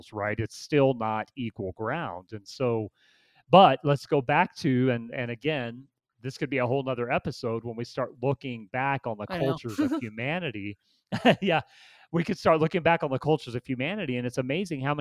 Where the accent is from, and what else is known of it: United States